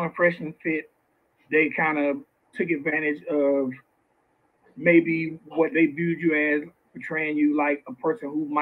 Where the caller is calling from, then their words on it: Atlanta, Georgia, United States; I'm calling from Atlanta, Georgia.